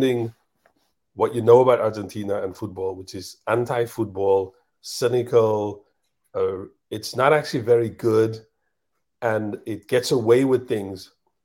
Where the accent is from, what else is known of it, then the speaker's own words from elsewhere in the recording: South Africa; we're from Africa, South Africa